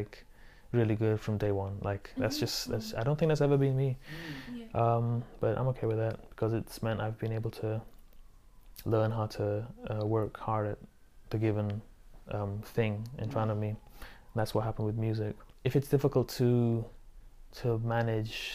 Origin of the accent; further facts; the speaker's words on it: Singapore; moved away; growing up in Asia, in which there's a lot of pressure to succeed academically